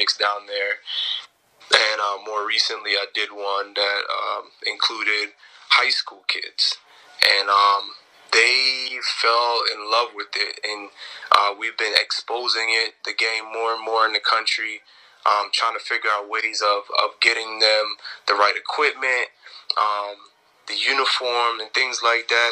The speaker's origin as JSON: {"language": "English", "country": "Jamaica", "moved": "yes", "lives_now": "Tampa, United States", "said": "I'm originally from Jamaica"}